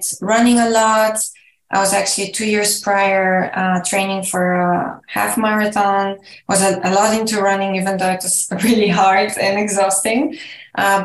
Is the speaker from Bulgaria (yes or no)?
yes; Bulgaria; I'm from Bulgaria, where I live currently